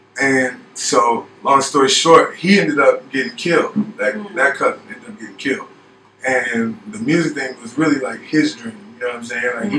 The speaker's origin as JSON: {"language": "English", "town": "Gary", "region": "Indiana", "country": "United States", "also_born_or_lived": "California", "said": "So, I'm from Gary, Indiana, Chicagoland area."}